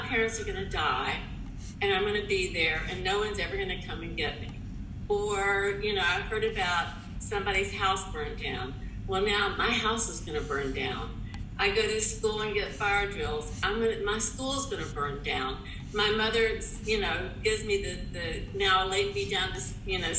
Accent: Tennessee, United States; moved away; I was also born and raised in Tennessee

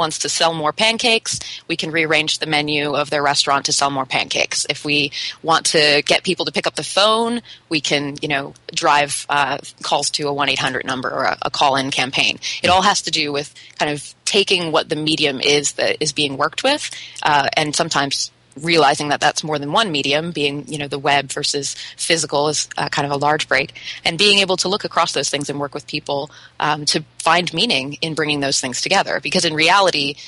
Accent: United States; being an American

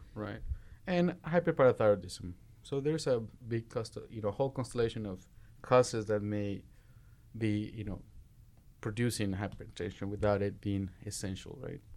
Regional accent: Mexico; born or raised there; moved away as an adult; also born or lived in Jalisco; now in United States

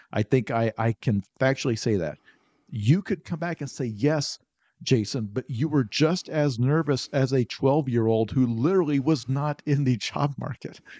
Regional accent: southern Illinois, United States; In rural Illinois, town of about four thousand people. In, in southern Illinois

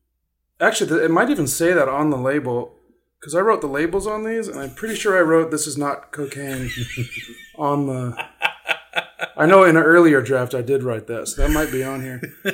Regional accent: Reno, Nevada, United States; Yeah, well, I'm from Reno

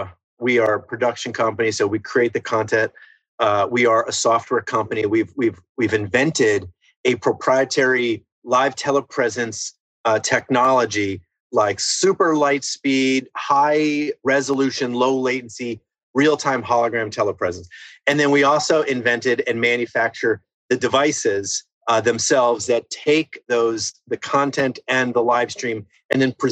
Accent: New Jersey, United States; I was born in New Jersey in the 70s

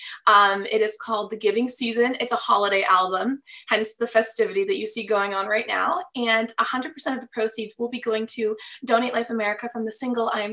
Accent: Fort Lauderdale, Florida, United States; I'm from Fort Lauderdale, Florida. I'm born and raised here

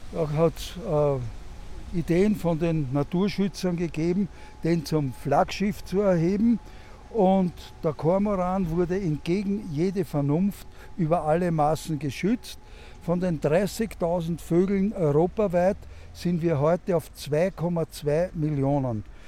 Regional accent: Fischamend, Lower Austria, Austria; in meiner Heimat Fischerment

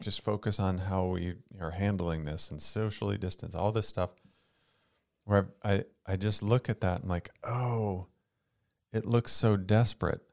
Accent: Florida, United States; We grew up in Florida

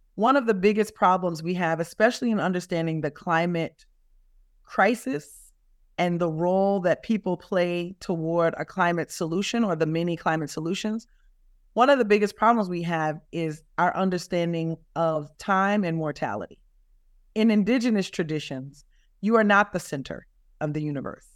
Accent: the South, United States; as a Southerner

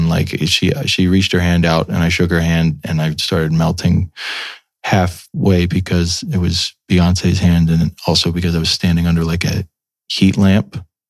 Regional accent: United States; I'm from America. I don't know what this is.

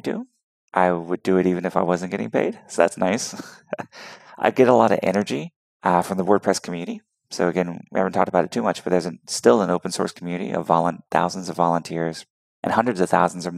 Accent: Houston, Texas, United States; I'm from Texas, so people think I'm a country bumpkin, but I really grew up in the cities, and Houston is a huge, thriving metropolis

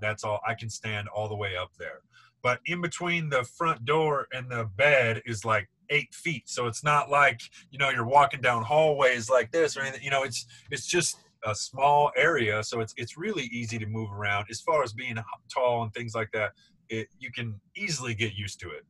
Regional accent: Nebraska, United States; We grew up in Nebraska

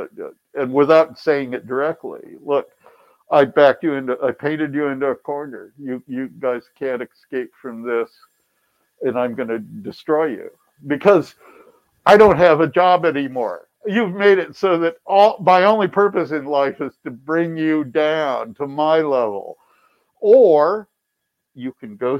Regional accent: Akron, Ohio, United States; moved away as an adult; also born or lived in Boston / Tucson, Arizona; Growing up in Akron

